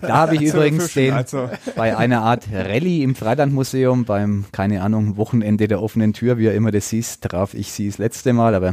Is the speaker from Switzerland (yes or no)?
no; Nuremberg, Bavaria, Germany; ich bin ja auch Nürnberger